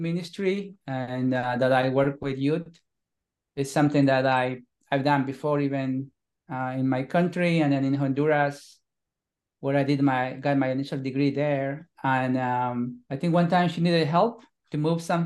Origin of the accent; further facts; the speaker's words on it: Bolivia; moved away as an adult; now in United States; I am from Bolivia, South America. I've been here in the US now since 2001, so 22 years